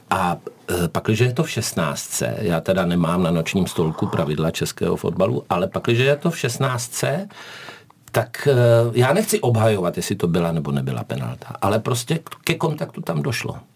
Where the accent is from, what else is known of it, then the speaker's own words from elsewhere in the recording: South Moravian Region, Czechia; když jsem se rodil, tak v naší porodnici malovali, takže mě taky vezli do Hodonína, protože jsem z Jižní Moravy.